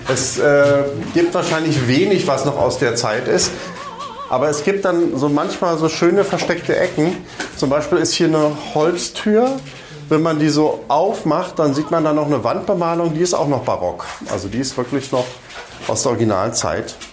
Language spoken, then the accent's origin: German; Quedlinburg, Saxony-Anhalt, Germany; bin in Quedlinburg aufgewachsen.